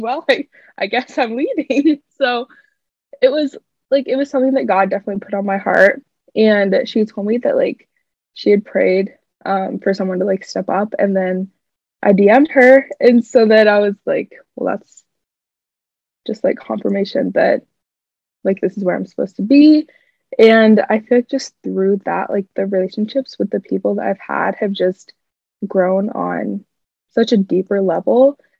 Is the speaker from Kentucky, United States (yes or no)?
no; Clive, Iowa, United States; now in Iowa City, United States; I'm originally from Clive, Iowa